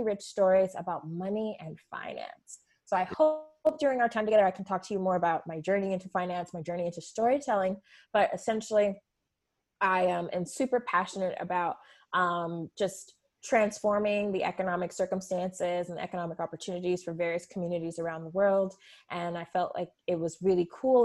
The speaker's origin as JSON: {"language": "English", "town": "Fontana", "region": "California", "country": "United States", "tie": "born or raised there", "lives_now": "Los Angeles, United States", "said": "I'm somebody who grew up in a very multicultural community in Rancho, in Fontana"}